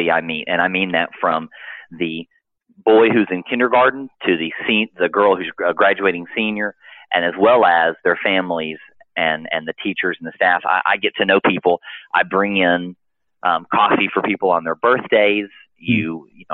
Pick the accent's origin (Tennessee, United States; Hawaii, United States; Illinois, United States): Tennessee, United States; Nashville; also born or lived in Florida; now in Macon, United States; We're originally from Nashville, Tennessee